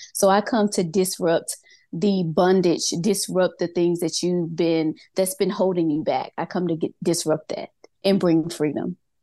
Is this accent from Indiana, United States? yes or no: no; Mississippi, United States; moved away as an adult; now in Georgia, United States; I was born and raised in Mississippi. I am in Georgia right now.